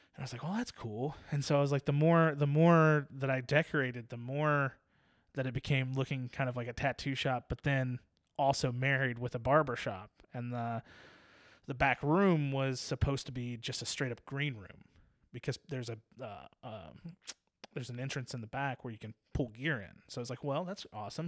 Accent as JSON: {"language": "English", "town": "Virginia Beach", "region": "Virginia", "country": "United States", "tie": "born or raised there", "moved": "yes", "said": "I was born and raised in Virginia Beach"}